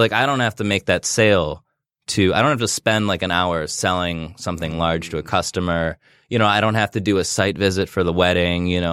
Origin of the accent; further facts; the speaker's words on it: Royal Oak, Michigan, United States; grew up in Royal Oak, and I got a job at Noblefish when I was sixteen